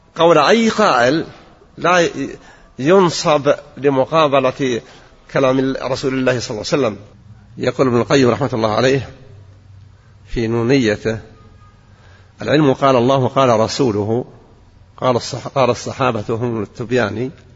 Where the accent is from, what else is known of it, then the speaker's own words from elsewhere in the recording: Al-Qassim, Saudi Arabia; عندنا في القصيم